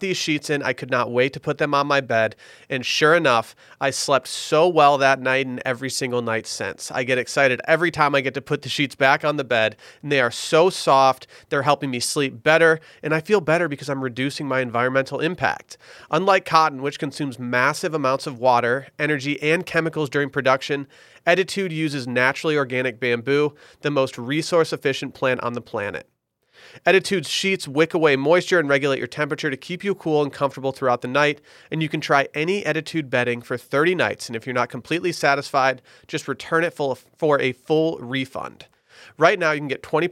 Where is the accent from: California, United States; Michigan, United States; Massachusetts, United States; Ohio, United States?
Michigan, United States; near Traverse City; born or raised there